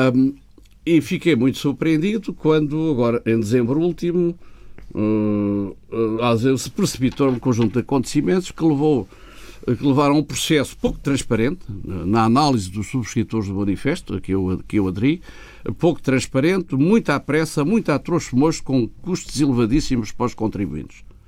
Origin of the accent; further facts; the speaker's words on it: Portugal; como português